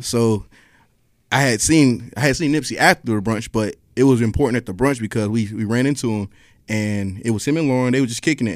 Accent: Raleigh, North Carolina, United States; moved away as an adult; now in Atlanta, United States; I'm from North Carolina originally

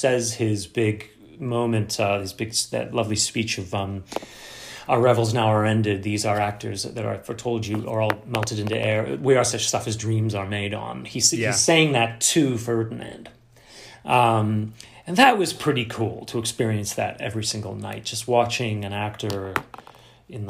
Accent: London, United Kingdom; accent: mid-Atlantic; moved away; also born or lived in United States; I was born in London, I grew up in London, and, you know, I consider myself half from there

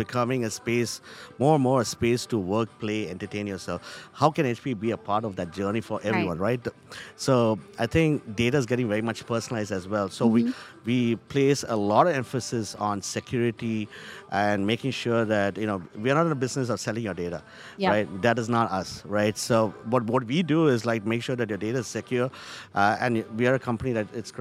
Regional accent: India; now in Charlotte, United States; me as an Indian

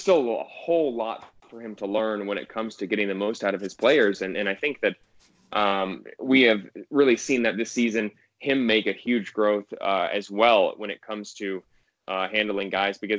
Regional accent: Gainesville, Florida, United States; someone who grew up in Gainesville

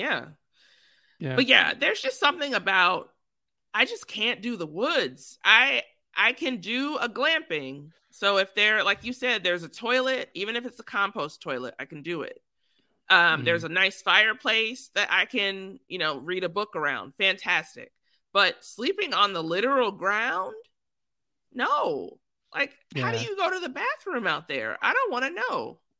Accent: Texas, United States; You're from Texas, so I am from Texas.

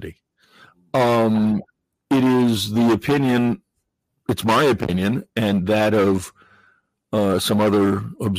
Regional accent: New England, United States; I grew up in New England

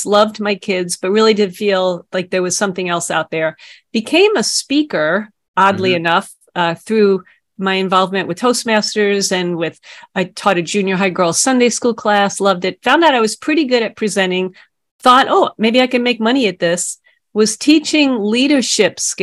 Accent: New York City, New York, United States; I grew up on Staten Island

